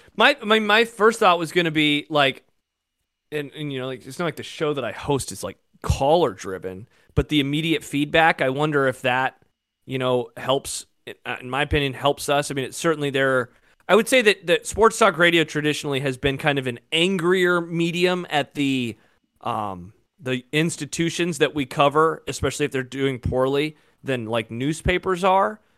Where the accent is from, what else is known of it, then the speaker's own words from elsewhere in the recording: Omaha, Nebraska, United States; I grew up in Omaha. I'm a city kid.